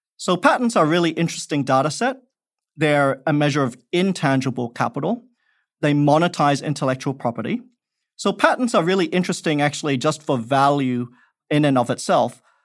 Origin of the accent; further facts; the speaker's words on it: Perth, Western Australia, Australia; moved away; also born or lived in Malaysia; I grew up in Australia